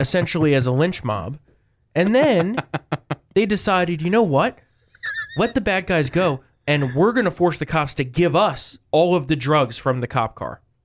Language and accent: English; New Jersey, United States; moved away; We come from New Jersey